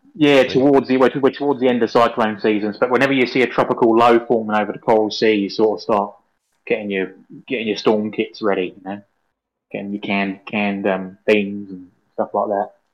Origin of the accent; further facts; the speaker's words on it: England, United Kingdom; now in Australia; I'm English